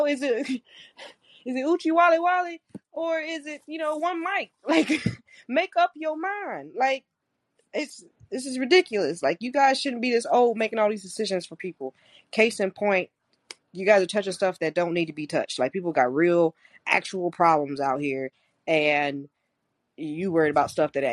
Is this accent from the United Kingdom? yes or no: no; St. Louis, Missouri, United States; I'm from St. Louis